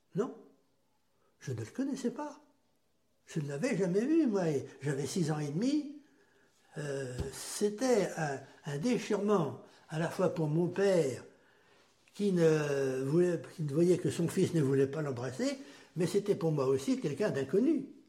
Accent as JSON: {"language": "French", "town": "Erbray", "region": "Pays de la Loire", "country": "France", "tie": "born or raised there", "also_born_or_lived": "Châteaubriant", "said": "je suis né en 1939 à Herbray"}